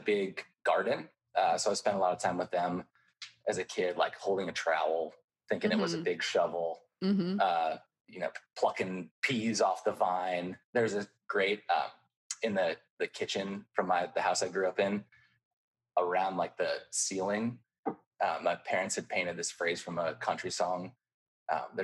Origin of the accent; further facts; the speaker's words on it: Ohio, United States; I'm from Ohio. I grew up like in what I think of as the rural suburbs